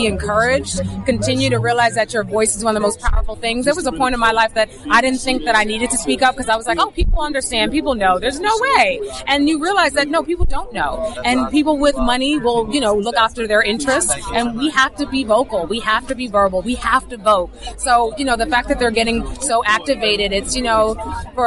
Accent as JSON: {"language": "English", "town": "New York City", "region": "New York", "country": "United States", "said": "I came from Far Rockaway. I came from my mother holding me down"}